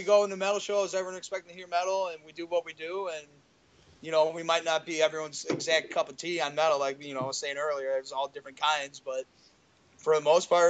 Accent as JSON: {"language": "English", "area": "Piatone", "region": "Illinois", "country": "United States", "tie": "born or raised there", "said": "we're all from Piatone. We all went to Piatone High School."}